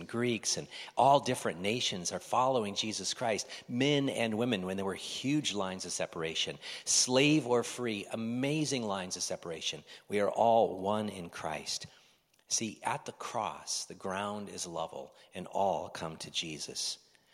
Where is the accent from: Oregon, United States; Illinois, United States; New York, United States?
Oregon, United States